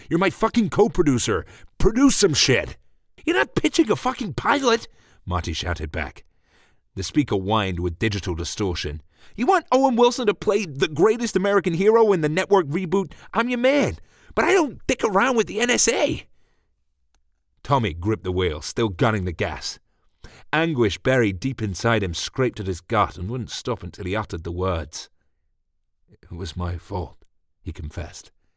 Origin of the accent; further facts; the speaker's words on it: England, United Kingdom; I'm English